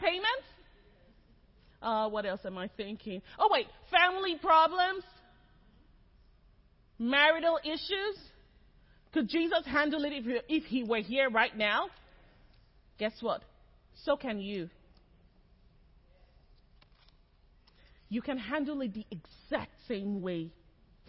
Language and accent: English; Nigeria; moved away as an adult; also born or lived in Lagos; now in Texas, United States; I'm Nigerian